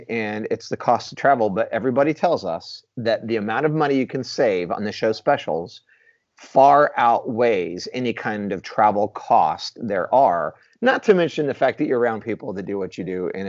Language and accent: English; Houston, Texas, United States; I'm a Houston Astros fan. I'm from Houston.